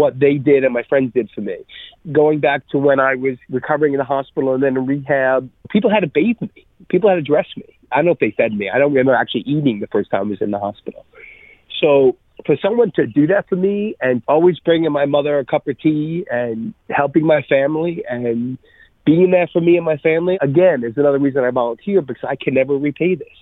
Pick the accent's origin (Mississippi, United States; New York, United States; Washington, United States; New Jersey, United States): New York, United States; I'm a New Yorker